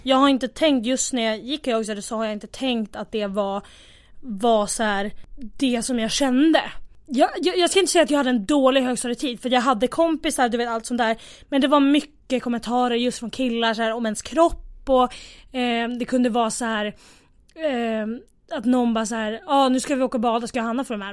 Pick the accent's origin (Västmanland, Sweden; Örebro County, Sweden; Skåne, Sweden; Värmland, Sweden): Västmanland, Sweden; Västerås; moved away as an adult; now in Stockholm, Sweden; jag kommer från Västerås, egentligen. Bor i Stockholm